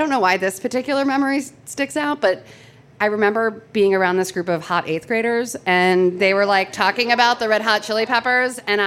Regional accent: Los Angeles, California, United States; moved away as an adult; now in New York, United States; I grew up in the San Fernando Valley, a child of the 90s

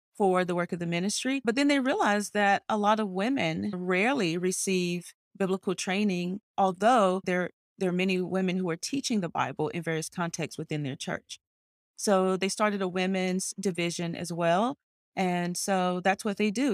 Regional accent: North Carolina, United States; moved away as an adult; also born or lived in Cayman Islands; now in Washington, D.C., United States; I was born in North Carolina, a small, one traffic light town

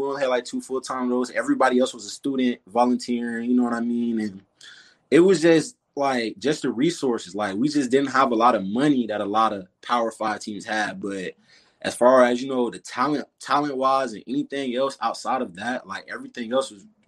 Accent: Tallahassee, Florida, United States; moved away; Grew up and born and raised in Tallahassee

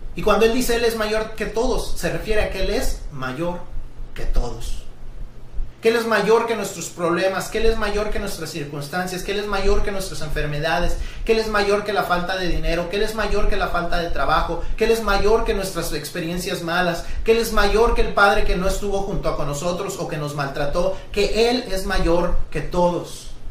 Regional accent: Mexico; todos los que somos mexicanos

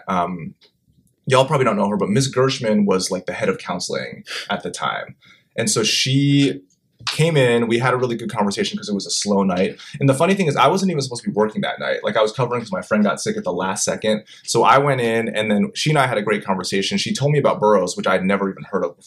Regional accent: New Jersey, United States; moved away; I grew up in South Jersey, right outside of Philly.

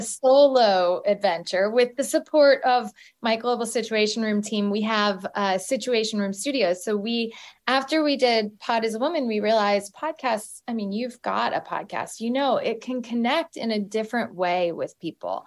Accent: Galesburg, Illinois, United States; moved away as an adult; also born or lived in Lawrence, Kansas; I went to the University of Kansas after growing up in Galesburg, Illinois

